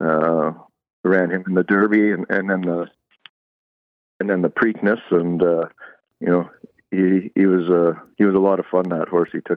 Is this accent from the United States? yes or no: no; Calgary, Alberta, Canada; I was born and raised in Calgary, Alberta.